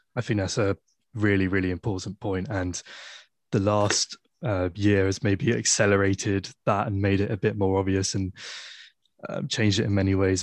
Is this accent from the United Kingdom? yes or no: yes; Poole, South West England, United Kingdom; moved away as an adult; now in Exeter, United Kingdom; I'm from, I'm from Poole, from the South Coast.